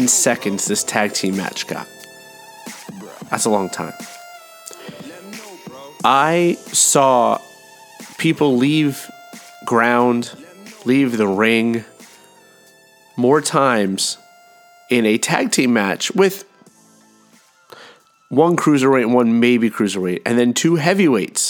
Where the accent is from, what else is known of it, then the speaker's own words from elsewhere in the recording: New York City, New York, United States; I am from this area. I am from Queens originally. That's where I was born.